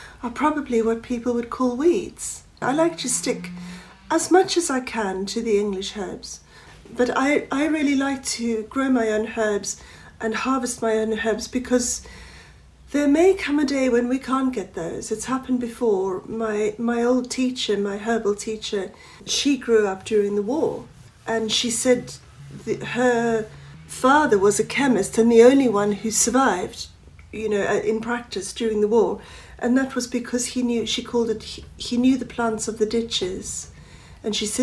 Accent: South Africa; now in England; I was brought up in South Africa

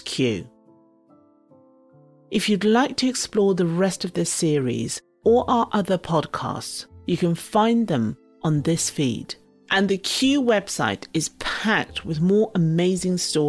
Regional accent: Zimbabwe; now in United Kingdom; the foods I grew up with in Zimbabwe

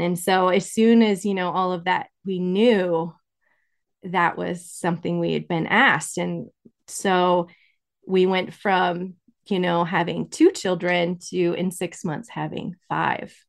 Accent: Incline Village, Nevada, United States; I was born in Incline Village, That's in Nevada. It's right by Lake Tahoe.

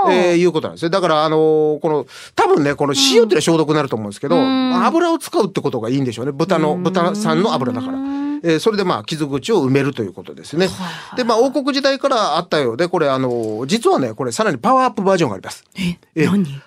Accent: Chatan, Okinawa, Japan; 僕は茶炭、えー、茶炭町の出身です。

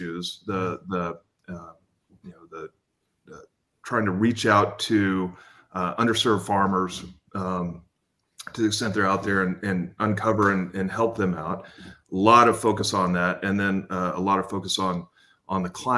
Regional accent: Lubbock, Texas, United States; Lubbock, Texas, which is where I'm from

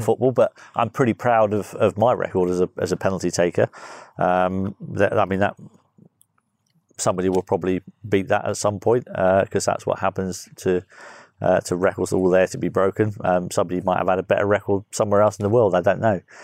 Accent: Guernsey; moved away; I was just a little kid growing up in Guernsey

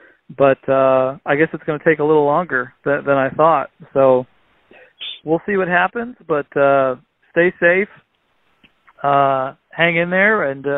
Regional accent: United States; the tournament in my hometown in the Quad Cities

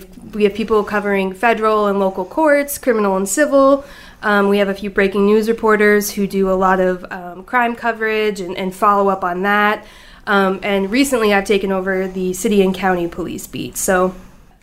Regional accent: Loveland, Colorado, United States; moved away as an adult; also born or lived in Belleville, Illinois; now in St. Louis, United States; I started my reporting career in 2015 back in Colorado, where I grew up. I actually covered cops for my hometown paper for 2 years

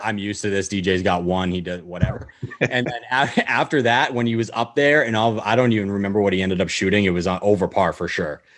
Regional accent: the North, United States; moved away as an adult; also born or lived in Florida; growing up in the North

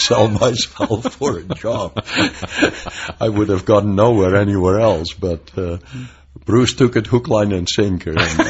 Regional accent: Netherlands; moved away as an adult; also born or lived in Pasadena, California; now in United States; I came as an immigrant from Holland in 1962.

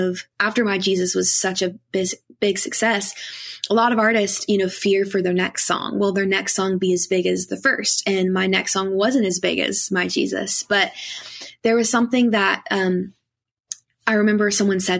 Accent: Kentucky, United States; I grew up in Kentucky

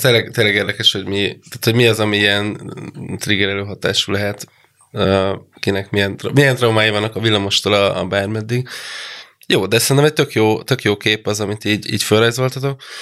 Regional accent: provincial Hungary, Hungary; moved away; gyerekkoromban, vidéken, ahol felnőttem

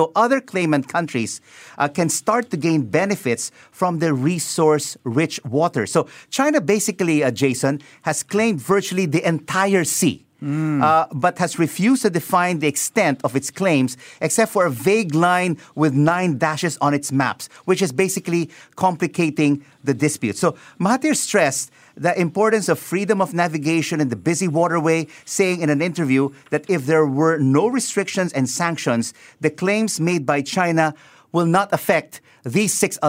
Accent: Philippines; I am a Filipino, and I love being a Filipino.

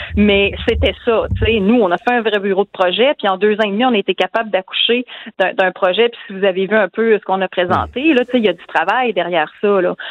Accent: Quebec City, Quebec, Canada; moi, je viens de Québec, je vous l'ai dit, j'ai grandi sur la rive sud et dans Louis-Hébert, en banlieue ouest de Québec

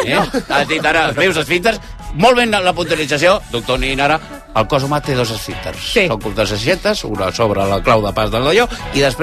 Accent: Baix Llobregat, Catalonia, Spain; sóc del Baix Obregat com Mònica Usat

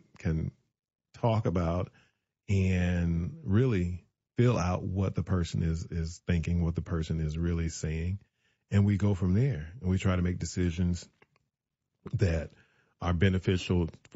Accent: the South, United States; I'm a Southerner

